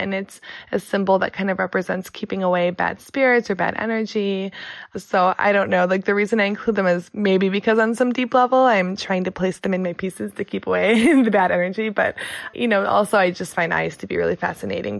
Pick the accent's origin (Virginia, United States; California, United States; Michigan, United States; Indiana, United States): Michigan, United States; also born or lived in Chicago; now in San Diego, United States; I'm from Chicago, but then I kind of grew up in the small town in Michigan